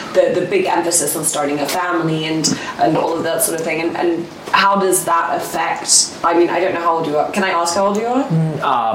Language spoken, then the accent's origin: English; Hong Kong; I'm not an expat. I'm from here. I'm born in Hong Kong